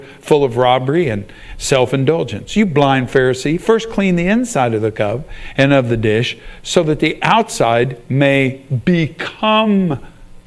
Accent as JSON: {"language": "English", "region": "Oklahoma", "country": "United States", "also_born_or_lived": "Germany / Iowa", "moved": "as an adult", "said": "I'm from Oklahoma."}